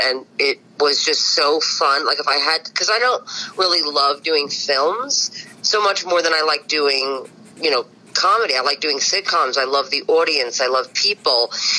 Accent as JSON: {"language": "English", "town": "New York City", "region": "New York", "country": "United States", "said": "I'm from Bensonhurst."}